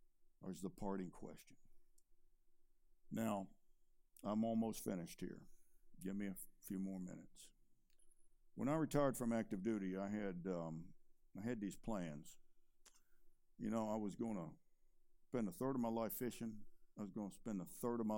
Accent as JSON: {"language": "English", "area": "Chesterfield County", "region": "Virginia", "country": "United States", "tie": "born or raised there", "said": "I was born and raised in Chesterfield County. I went to Meadowbrook High School"}